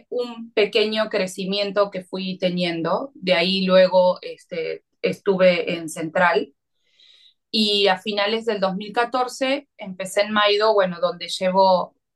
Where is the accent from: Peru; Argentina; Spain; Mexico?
Argentina; algo muy distinto a lo que para nosotros como argentinos estábamos acostumbrados en, nuestra gastronomía quizás más cotidiana.